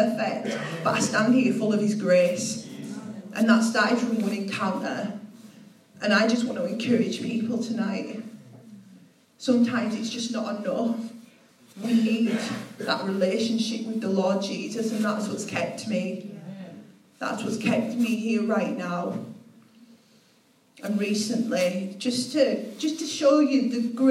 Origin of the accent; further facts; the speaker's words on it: Leeds, Yorkshire and the Humber, United Kingdom; I'm from Leeds